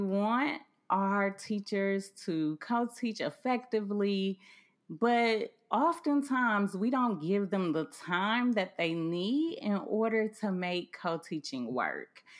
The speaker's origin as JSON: {"language": "English", "town": "Cleveland", "region": "Ohio", "country": "United States", "tie": "born or raised there", "said": "I grew up in Cleveland, Ohio, which is close to Sandusky"}